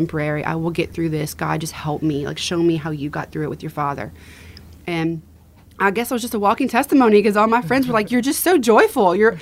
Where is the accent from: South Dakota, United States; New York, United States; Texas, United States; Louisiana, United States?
Louisiana, United States; Lafayette; also born or lived in New Mexico; I was born and raised in Lafayette. Did leave for 3 years, lived in New Mexico, and we came back